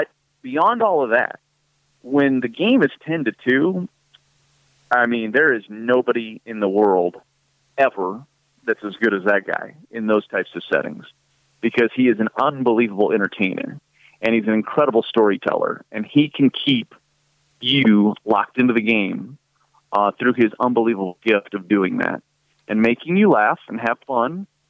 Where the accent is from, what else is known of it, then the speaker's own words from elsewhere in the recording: Iowa, United States; I grew up in Iowa